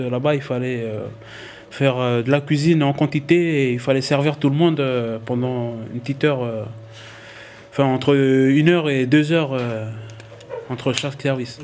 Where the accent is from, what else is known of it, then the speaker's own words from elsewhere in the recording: Tadine, Loyalty Islands Province, New Caledonia; je suis originaire de la tribu de Tadine.